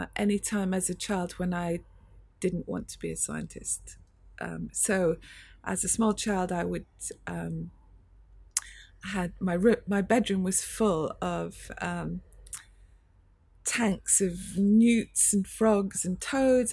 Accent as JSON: {"language": "English", "town": "Edinburgh", "region": "Scotland", "country": "United Kingdom", "tie": "born or raised there", "also_born_or_lived": "Cambridge / Oxford / MIT, United States", "moved": "as an adult", "lives_now": "London, United Kingdom", "said": "I grew up in Scotland, in Edinburgh."}